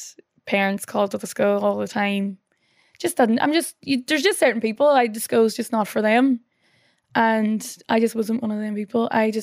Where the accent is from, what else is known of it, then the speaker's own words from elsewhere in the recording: Northern Ireland, United Kingdom; But growing up in the North, you know, the last statistic I saw that was like 1 in every 10 people in the North is closely related to someone who has either been killed or injured in the Troubles.